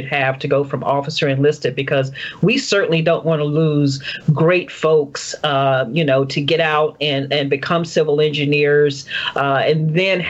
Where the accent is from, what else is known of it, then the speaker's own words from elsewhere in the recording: Tampa, Florida, United States; I grew up in actually Tampa, Florida